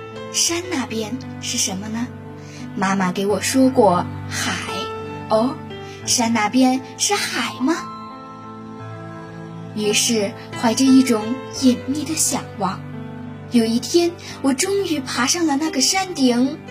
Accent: Tianjin, China; 今年十三岁，我来自天津市蓟州区出头岭镇，这是一个离县城有近四十分钟车程的偏远乡镇。

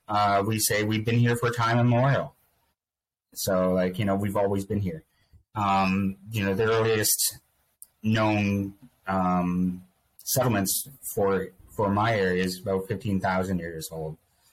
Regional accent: Nova Scotia, Canada; I'm from the Mi'kmaq Nation. We're here in Nova Scotia, Canada. We're part of a confederacy called the Wabanaki Confederacy.

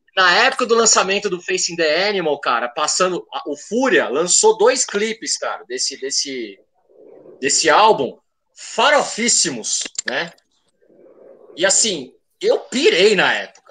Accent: Praia Grande, São Paulo, Brazil; eu sou do litoral de São Paulo, sou da Praia Grande.

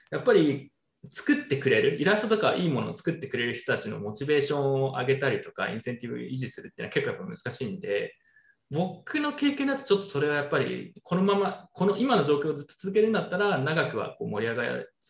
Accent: Tsukuba, Ibaraki, Japan; 出身の筑波でやったするじゃないですか

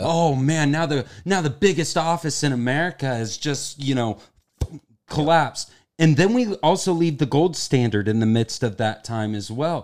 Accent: Kansas, United States; I'm from the Midwest, Kansas

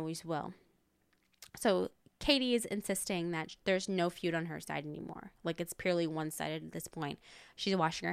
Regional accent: United Kingdom; Okay, I'm British.

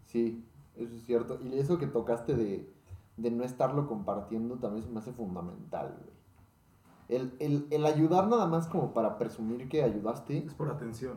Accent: Mexico; como mexicanos

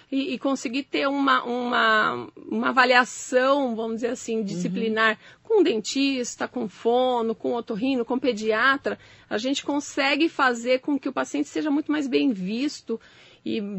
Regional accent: São Paulo, Brazil; aqui acho que no Alto Tietê, porque eu sou de São Paulo

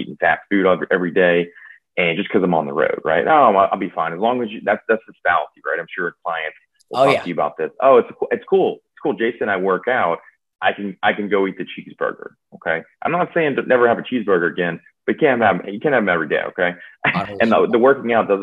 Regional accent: Louisiana, United States; also born or lived in New Orleans, Louisiana; I'm from Louisiana and was in New Orleans for about 10 years

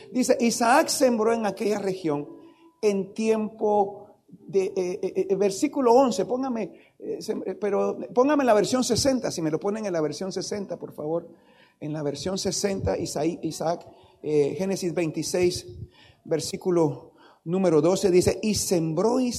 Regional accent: Tandil, Buenos Aires Province, Argentina; vengo, vengo allá de Tandil, luego me fui a la ciudad y luego me vine para acá

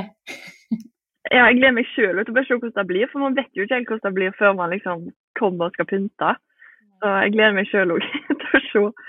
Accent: Bømlo, Vestland, Norway; moved away; Men vi var hjemme på Bømlo, der som jeg er fra

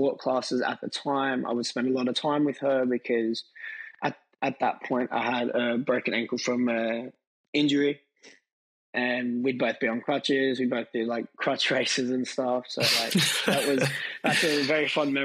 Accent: Thornleigh, New South Wales, Australia; I grew up in Thornleigh, so close to Hornsby

